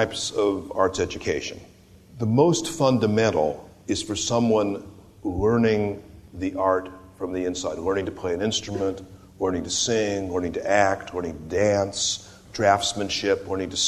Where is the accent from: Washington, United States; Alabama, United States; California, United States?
California, United States; moved away as an adult; also born or lived in Sonoma County; I'm a Californian